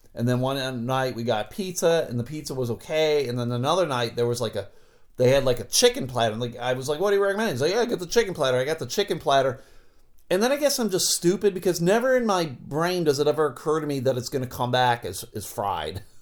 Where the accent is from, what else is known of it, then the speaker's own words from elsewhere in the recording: Buffalo, New York, United States; moved away as an adult; now in Michigan, United States; I grew up in Buffalo. I've lived here in Michigan